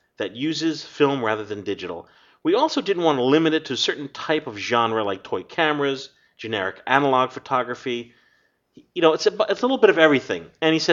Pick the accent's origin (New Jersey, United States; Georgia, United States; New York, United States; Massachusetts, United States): New Jersey, United States; we're from Jersey, so we have our Jersey spin to things